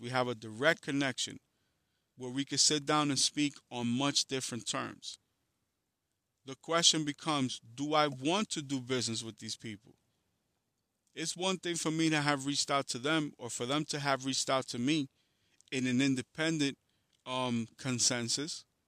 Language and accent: English; New York City, New York, United States; also born or lived in Dominican Republic; I come from Harlem in the Bronx